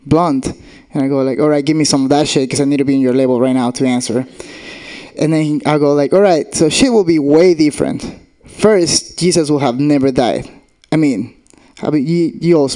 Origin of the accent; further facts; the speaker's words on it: Argentina; English is a second language; moved away; I'm from Argentina, which means I have a fucking accent